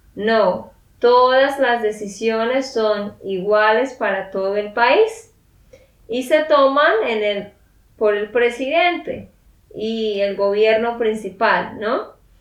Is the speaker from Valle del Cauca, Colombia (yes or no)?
no; Santander, Colombia; de Santander, Colombia